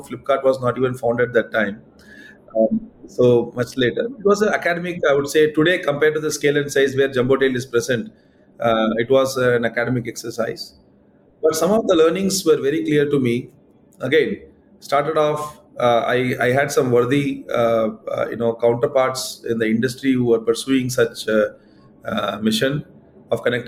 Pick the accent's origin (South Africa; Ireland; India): India; Madurai, Tamil Nadu; now in Bangalore, India; I also went back to my hometown, Madurai